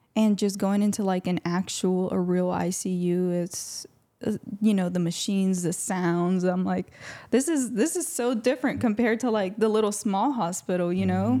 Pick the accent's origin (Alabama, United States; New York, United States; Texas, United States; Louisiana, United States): Louisiana, United States; also born or lived in Honduras; little six-year-old me arrived to the United States along with my three other siblings and my mom. And we've been here